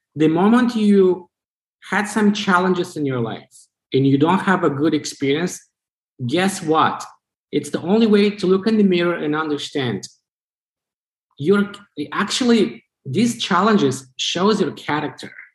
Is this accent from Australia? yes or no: no; Chisinau, Moldova; English is a second language; moved away as an adult; also born or lived in Vermont, United States; now in United States; So I was born in Chisinau, uh, the capital of the country.